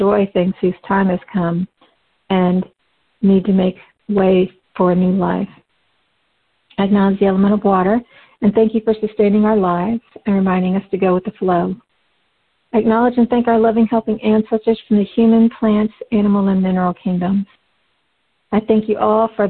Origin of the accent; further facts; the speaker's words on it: Midwest, United States; I was born into an animist family in the West. We had our own culture within the family, but also part of the larger Midwest American community